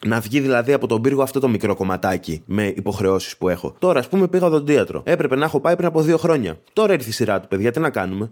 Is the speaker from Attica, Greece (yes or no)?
no; Agios Nikolaos, Crete, Greece; είμαι μια φτωχάλα από τον Άγιο Νικόλαο